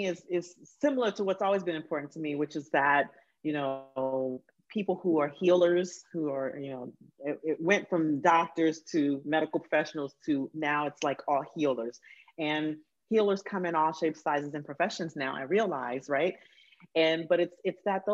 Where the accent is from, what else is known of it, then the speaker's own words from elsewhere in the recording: Huntsville, Alabama, United States; I grew up in Huntsville, Alabama